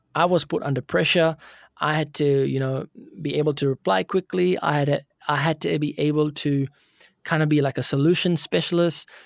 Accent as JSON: {"language": "English", "region": "Auckland", "country": "New Zealand", "tie": "born or raised there", "said": "I'm pretty much born and brought up in Auckland, New Zealand"}